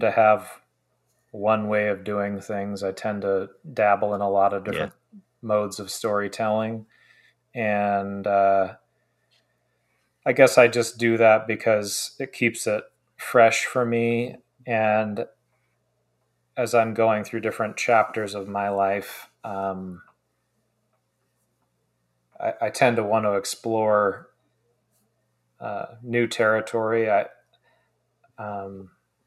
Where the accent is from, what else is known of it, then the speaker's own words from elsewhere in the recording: Oregon coast, United States; I grew up on the Oregon coast for most of my childhood.